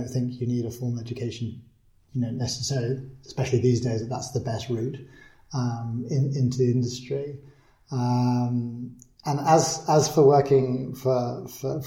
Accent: Oysterhaven, Munster, Ireland; also born or lived in United Kingdom; I was born in the UK, and when I was 3 months old, I moved to Ireland. And I grew up in on the southwest coast

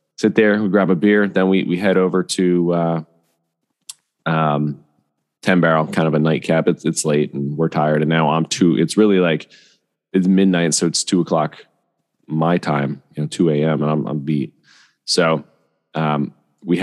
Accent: Bethlehem, Pennsylvania, United States; I'm from Bethlehem, Pennsylvania

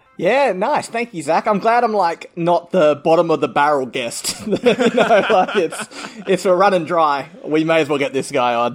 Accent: Adelaide, South Australia, Australia; we come from Adelaide

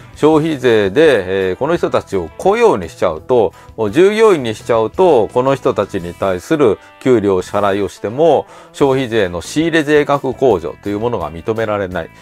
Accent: Kyoto, Japan; この京都にいて

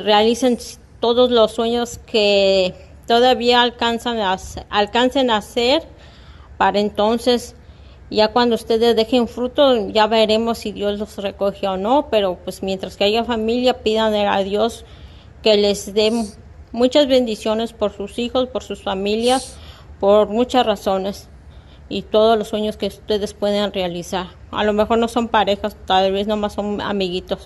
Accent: Mexico; now in Texas, United States; yo soy de México, pero estoy en los estados, en Texas, de los Estados Unidos

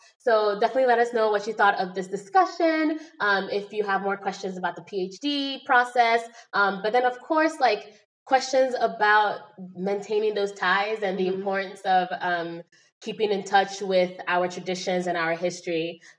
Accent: Nigeria; And I'm Nigerian, so there's lots of Nigerians in the area.

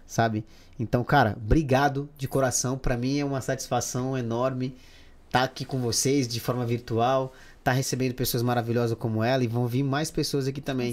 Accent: Pará, Brazil; now in Madrid, Spain; Porque eu sou paraense, né? Lá do norte.

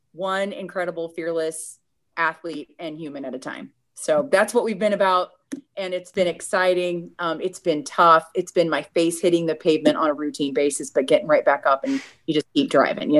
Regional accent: Midwest, United States; I'm Puerto Rican by ethnicity, but growing up in the Midwest

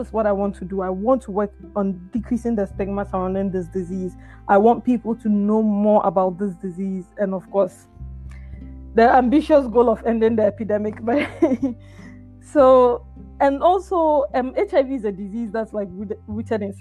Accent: Ghana; moved away; growing up in Ghana

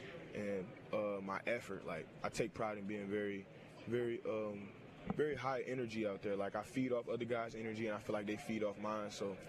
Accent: Detroit, Michigan, United States; I'm from Detroit, Michigan.

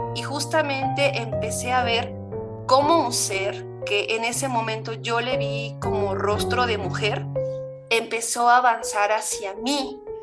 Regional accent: San Antonio la Isla, State of Mexico, Mexico; soy de San Antonio la Isla, mi papá es artesano y en la casa donde nosotros vivimos pues también vive la abuela

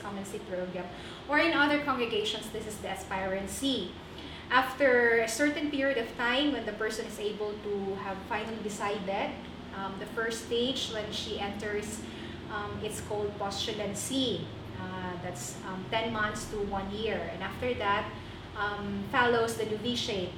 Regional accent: Dumanjug, Cebu, Central Visayas, Philippines; moved away as an adult; also born or lived in Cotabato / Manila / Tawi-Tawi; now in Kidapawan City, Philippines; my very own hometown in Dumanhong, Cebu

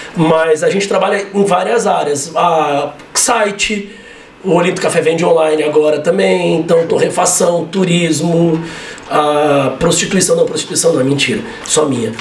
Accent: Mogi das Cruzes, São Paulo, Brazil; moved away as an adult; also born or lived in Bauru; eu sou de Mogi das Cruzes.

